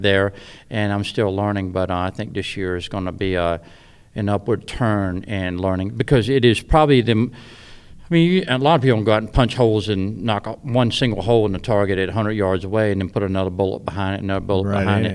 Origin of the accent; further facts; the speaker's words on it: south of Richmond, Virginia, United States; I'm just south of Richmond, Virginia where I'm at. So I've lived there in southeast Virginia my whole life.